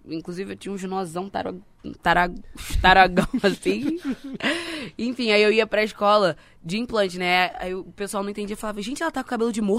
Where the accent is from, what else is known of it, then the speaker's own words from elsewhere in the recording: Duque de Caxias, Rio de Janeiro, Brazil; now in Rio de Janeiro, Brazil; eu sou, agora eu moro na Barra, mas eu sou cria, né, de Duque de Caxias. Baixada Fluminense.